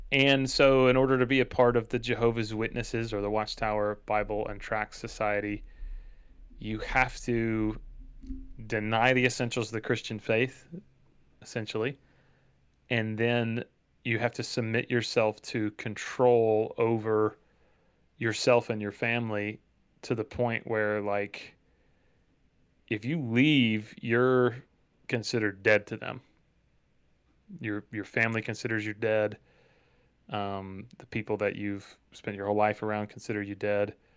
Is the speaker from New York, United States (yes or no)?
no; Dalton, Georgia, United States; my hometown of Dalton, Georgia